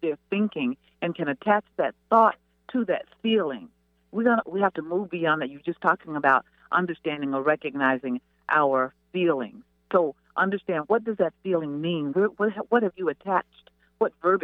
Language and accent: English; Mississippi, United States; I'm from Mississippi, so we call it a yonder place.